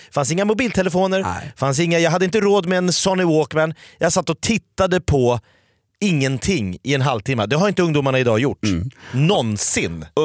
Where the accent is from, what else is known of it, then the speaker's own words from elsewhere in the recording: Järfälla, Stockholm County, Sweden; now in Nacka, Sweden; jag har ju flyttat. Jag är ju Järfälla-grabb från början.